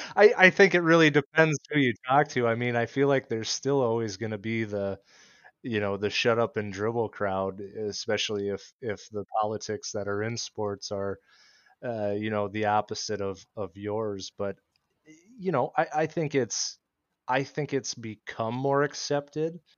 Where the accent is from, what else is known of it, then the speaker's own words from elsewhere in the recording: Iowa, United States; now in Minnesota, United States; where I grew up in Iowa.